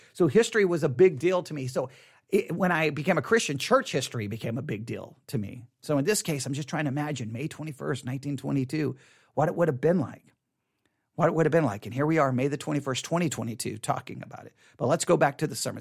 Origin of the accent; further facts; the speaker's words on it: Texas, United States; I grew up here in Texas, and my mother was from San Antonio